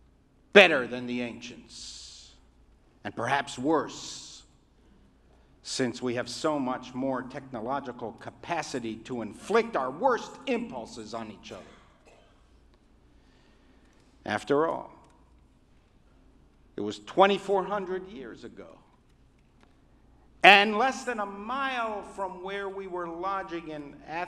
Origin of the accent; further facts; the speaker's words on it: Afghanistan; born there; the only difference between you and me is that I was born in Afghanistan.